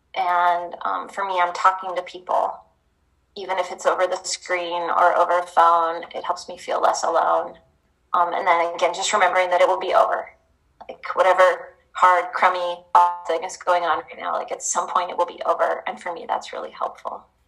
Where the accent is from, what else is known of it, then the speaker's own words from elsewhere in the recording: Tacoma, Washington, United States; also born or lived in Iowa State; now in Oregon, United States; I'm from Tacoma.